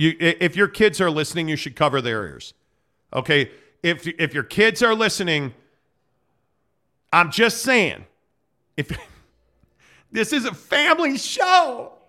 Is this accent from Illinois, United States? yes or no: yes; Chicago, Illinois, United States; Yes, born and raised in Chicago.